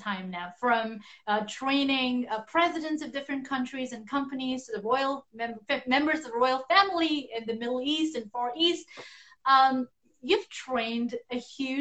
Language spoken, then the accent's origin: English; Tibet, China; I hail from Tibet